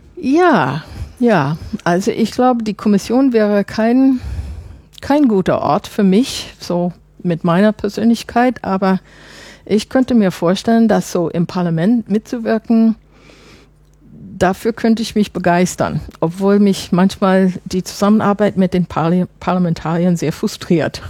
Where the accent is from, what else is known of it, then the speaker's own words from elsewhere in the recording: Chicago, Illinois, United States; German is a second language; moved away as an adult; also born or lived in France / Germany; now in Brussels, Belgium; ich komme nicht aus Illinois. Ich komme aus Chicago. Aber wissen Sie, ich bin ja auch seit vielen Jahren weg